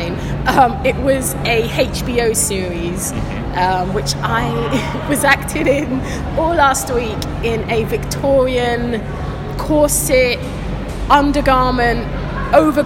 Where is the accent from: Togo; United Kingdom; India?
United Kingdom; London; also born or lived in Acton / Ealing; I was born and bred in Shepherd's Bush, and then I lived in Acton, I've lived in Ealing